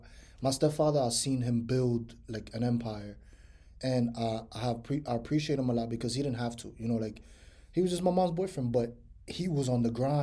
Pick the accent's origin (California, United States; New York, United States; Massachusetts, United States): New York, United States; New York City; moved away as an adult; now in Florida, United States; So I grew up in Washington Heights for 15 years, and then I grew up in the Bronx for like 13 years.